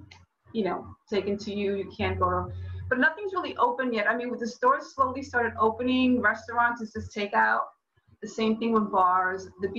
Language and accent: English; New York, United States; Yeah, well, I'm a New Yorker, so I know.